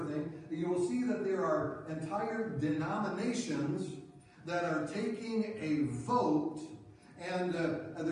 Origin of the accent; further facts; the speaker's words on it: Rockford, Illinois, United States; I grew up in Rockford in Central Christian Church, and my whole life, you know, from the time I was born to the time I left my parents' home